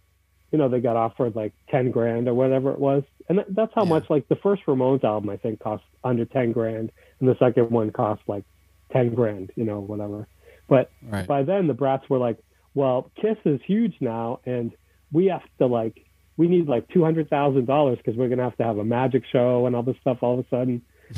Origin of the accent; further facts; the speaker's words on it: New York, United States; Like, if you used to go play in some other town and we're from New York, boo, people would throw, you know, whatever at you